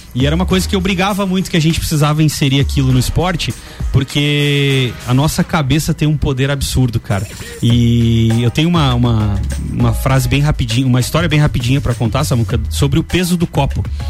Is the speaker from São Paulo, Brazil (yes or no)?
no; Santa Catarina, Brazil; nós somos de lá, de Santa Catarina